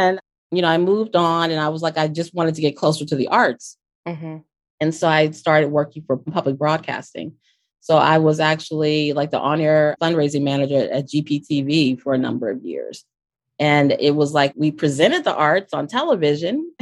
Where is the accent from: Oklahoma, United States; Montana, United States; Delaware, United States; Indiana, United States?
Delaware, United States; Wilmington; I'm from Wilmington, Delaware